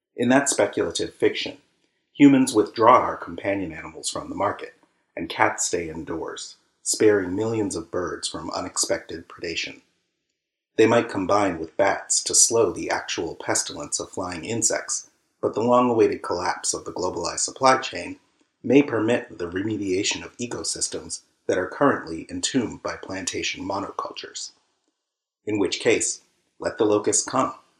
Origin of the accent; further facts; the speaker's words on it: United States; I'm African American.